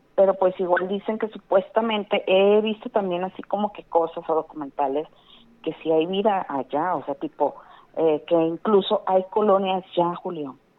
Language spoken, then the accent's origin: Spanish; Guadalupe, Nuevo León, Mexico; De Guadalupe